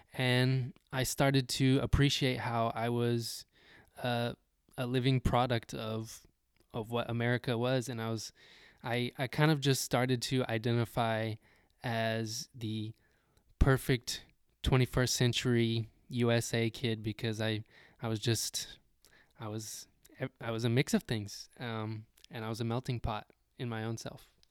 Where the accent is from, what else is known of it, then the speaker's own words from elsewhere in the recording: Texas, United States; growing up in Texas